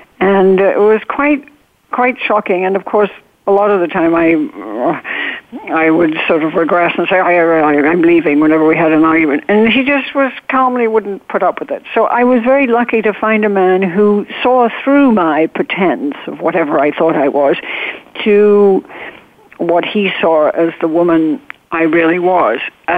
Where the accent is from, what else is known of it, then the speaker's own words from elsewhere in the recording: England, United Kingdom; I would go out of my way to be nice to people I didn't even like because I was overcompensating being so English.